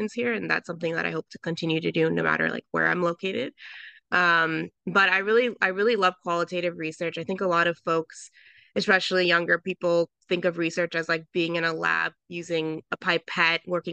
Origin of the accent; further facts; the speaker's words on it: Southern California, United States; moved away as an adult; also born or lived in Philadelphia; I grew up in Southern California in a very like white and conservative area